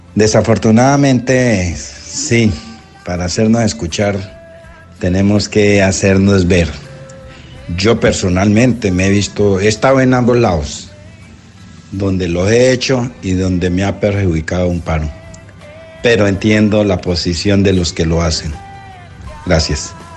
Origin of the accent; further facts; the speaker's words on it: Tumaco, Nariño, Colombia; yo vengo de Tumaco